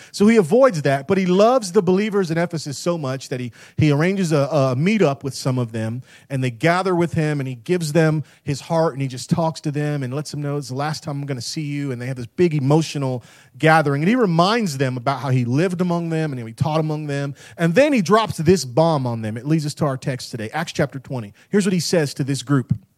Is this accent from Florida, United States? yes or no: yes; Tampa, Florida, United States; moved away; I grew up in Tampa, Florida